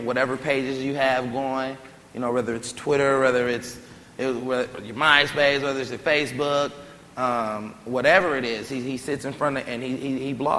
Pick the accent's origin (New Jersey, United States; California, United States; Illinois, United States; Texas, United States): California, United States; Oakland; I'm from Oakland, California